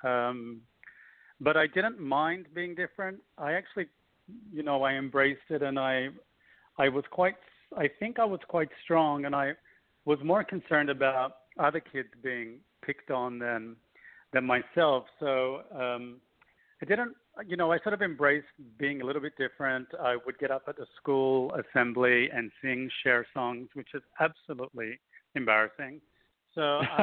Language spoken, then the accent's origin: English; Australia; growing up in Australia was sort of like you would imagine